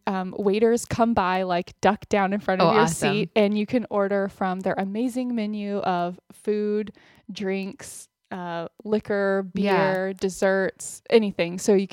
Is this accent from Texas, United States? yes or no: yes; Austin, Texas, United States; moved away; Well, my parents and my sister still live in Austin, and I have an aunt and uncle and cousins that live in Austin, but it's not, where my family is from generations back or anything, but I mean, definitely my hometown